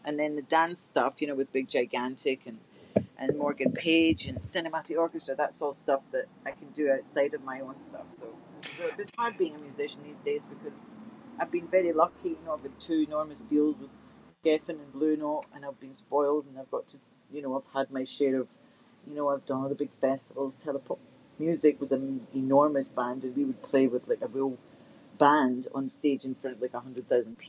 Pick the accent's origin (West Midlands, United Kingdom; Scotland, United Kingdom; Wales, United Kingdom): Scotland, United Kingdom; Glasgow; moved away; Glasgow, my hometown